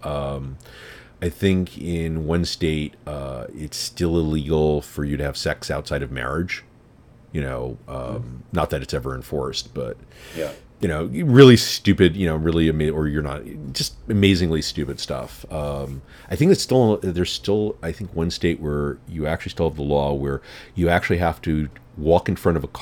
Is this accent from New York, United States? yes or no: yes; New York City, New York, United States; I'm in New York. I'm from New York